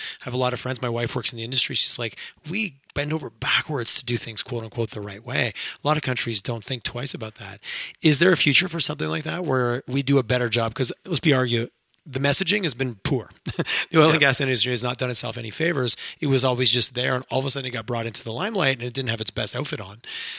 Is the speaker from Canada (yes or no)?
yes; Montreal, Quebec, Canada; I grew up